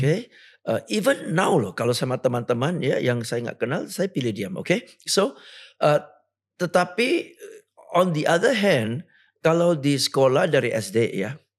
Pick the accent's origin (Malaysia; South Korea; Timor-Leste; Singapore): Singapore; moved away as an adult; now in Indonesia; Lahir di Singapura, besar di Singapura, sampai sekarang masih warga negara Singapura